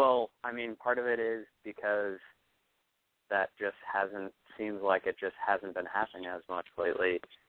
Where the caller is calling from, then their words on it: Boston, Massachusetts, United States; I'm 24, calling from Boston.